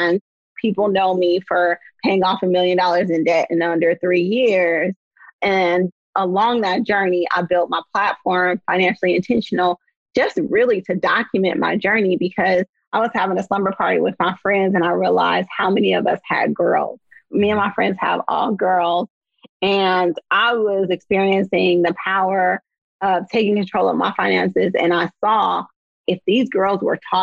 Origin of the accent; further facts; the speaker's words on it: Oakland, California, United States; I'm from the San Francisco Bay Area, born and raised in Oakland